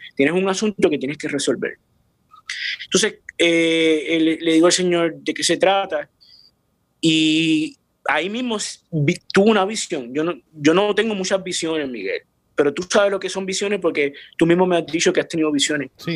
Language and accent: Spanish; San Juan, Puerto Rico; yo nací en Puerto Rico, Río Piedras, Puerto Rico, en un barrio que se llama San José